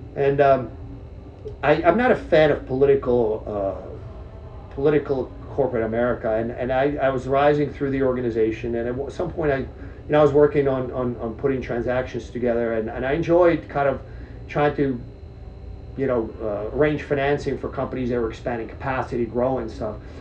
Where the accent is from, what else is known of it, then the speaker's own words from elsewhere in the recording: Czechia; now in United States; I was born in Czech Republic, former Czechoslovakia